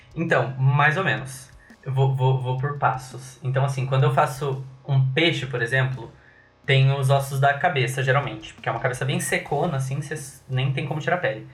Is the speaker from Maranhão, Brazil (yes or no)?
no; Cascavel, Paraná, Brazil; now in Curitiba, Brazil; Eu sou de Cascavel